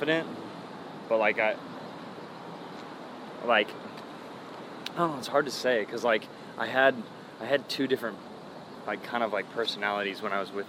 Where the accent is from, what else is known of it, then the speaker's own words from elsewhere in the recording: Vacaville, California, United States; I grew up in Vacaville